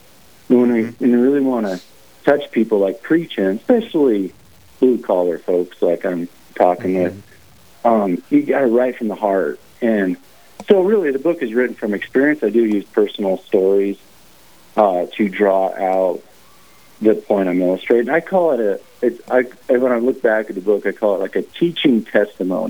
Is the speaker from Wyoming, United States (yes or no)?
yes; Wyoming, United States; also born or lived in Montana; I'm born and raised in Wyoming